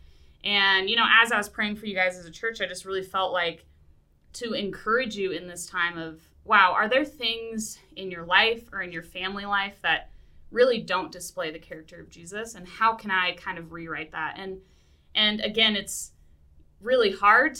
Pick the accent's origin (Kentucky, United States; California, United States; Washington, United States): Washington, United States; Seattle; moved away; I'm from Seattle originally, so I get the Pacific Northwest